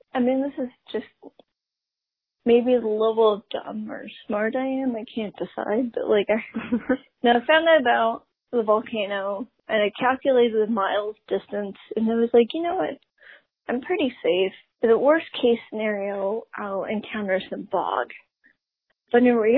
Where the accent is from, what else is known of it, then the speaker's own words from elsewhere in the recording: South Carolina, United States; I'm also from the South